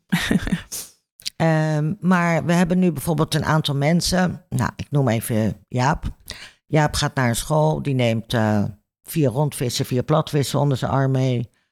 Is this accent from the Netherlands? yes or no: yes; Netherlands